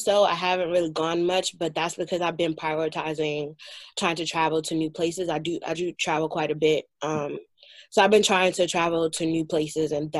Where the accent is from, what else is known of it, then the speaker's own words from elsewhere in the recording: United States; First generation raised here